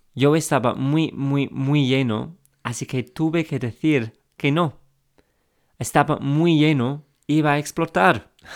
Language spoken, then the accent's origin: Spanish; England, United Kingdom; accent: English; Spanish is a second language; Soy inglés, como se note en mi acento, y empecé a aprender español hace algunos años.